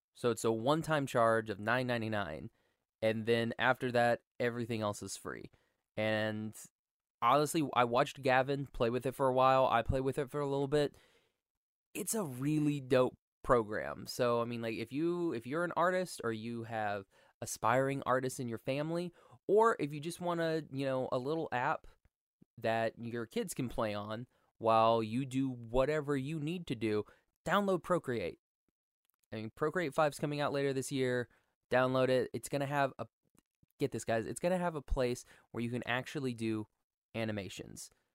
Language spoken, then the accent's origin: English; Oklahoma, United States; I'm from Oklahoma